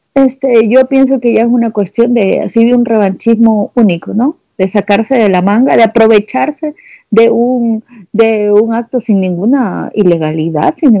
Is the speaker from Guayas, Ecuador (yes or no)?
yes; Guayaquil, Guayas, Ecuador; como yo soy de Guayaquil